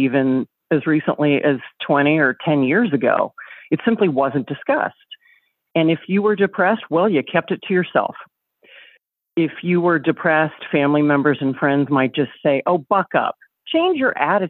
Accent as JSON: {"language": "English", "region": "the South", "country": "United States", "tie": "born or raised there", "said": "I grew up in the South"}